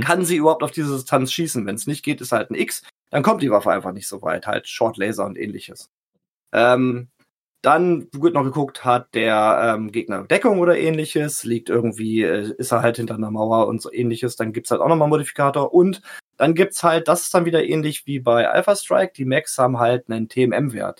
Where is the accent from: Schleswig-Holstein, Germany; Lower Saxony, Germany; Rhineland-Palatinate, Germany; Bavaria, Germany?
Lower Saxony, Germany; Salzgitter; now in Lehrte, Germany; ich bin geboren in Salzgitter